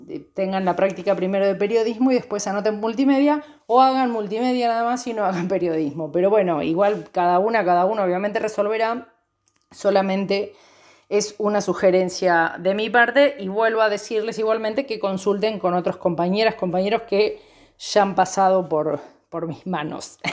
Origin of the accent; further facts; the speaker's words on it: Banfield, Buenos Aires Province, Argentina; also born or lived in Chubut; now in Santa Rosa, Argentina; soy oriunda de Banfield, provincia de Buenos Aires